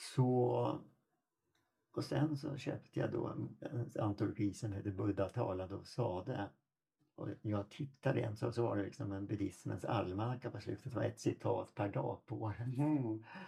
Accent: Sweden; also born or lived in Toronto, Canada; Som svensk

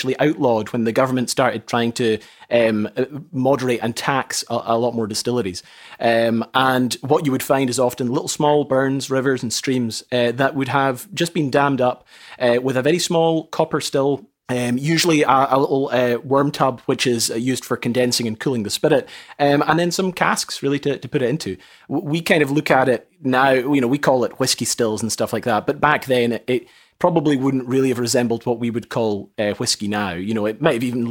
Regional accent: Raasay, Scotland, United Kingdom; also born or lived in Orkney; I grew up on Rousay.

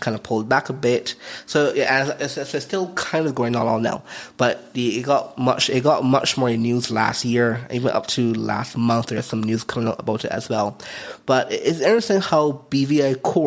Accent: Barbados; moved away; also born or lived in Philippines; I'm from Barbados, so I have a Barbados passport

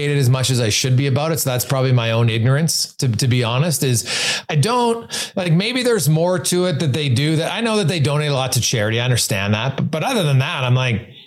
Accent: Canada; where I was born in Canada, in my place to my family

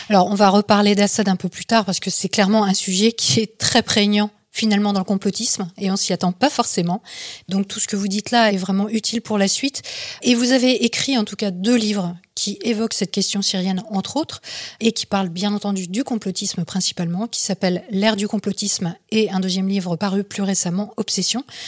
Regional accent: France; quand on est français

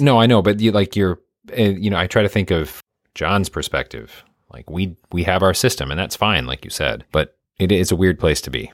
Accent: Midwest, United States; I'm from the Midwest.

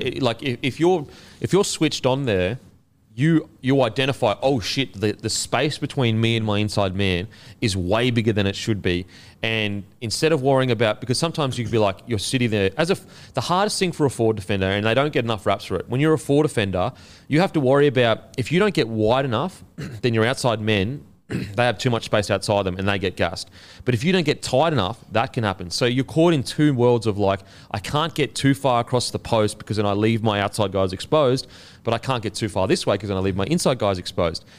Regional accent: Queensland, Australia; as a Queenslander

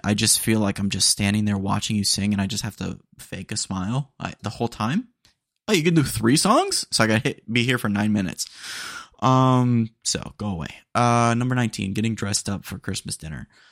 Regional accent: Texas, United States; accent: twang; I say it with a little bit of twang. Um, couldn't help it, you know, 'cause I'm, I'm Texan

